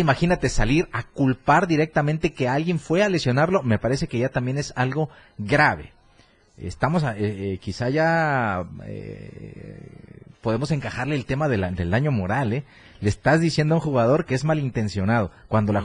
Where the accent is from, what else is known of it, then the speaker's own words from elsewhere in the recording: Mexico; así somos los mexicanos